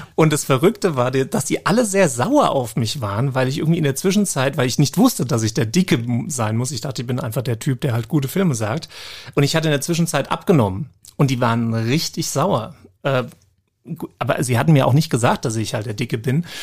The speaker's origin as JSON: {"language": "German", "country": "Germany", "said": "als Deutscher"}